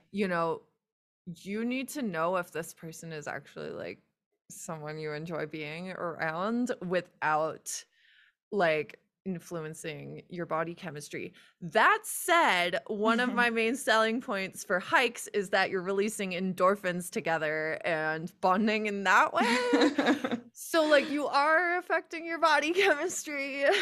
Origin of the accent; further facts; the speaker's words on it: United States; I'm American